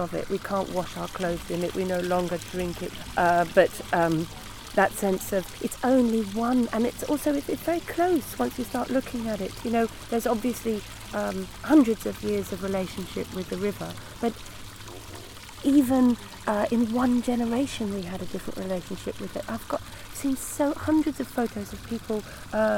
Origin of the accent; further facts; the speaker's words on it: London, United Kingdom; I grew up, was born in London, I grew up in London